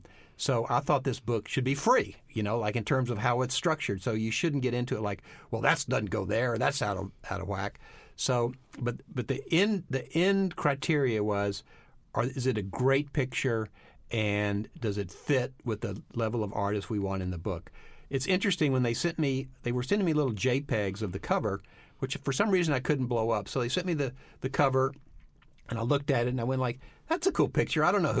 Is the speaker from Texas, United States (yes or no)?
yes; Texas, United States; because I grew up in Texas and there were no African Americans in our school. They rode the back of the bus.